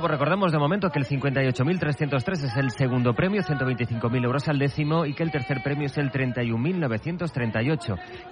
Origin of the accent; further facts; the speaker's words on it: Alberic, Valencian Community, Spain; now in Benifaió, Spain; ha caído el gordo en mi pueblo y ha caído un premio en el pueblo donde vivo.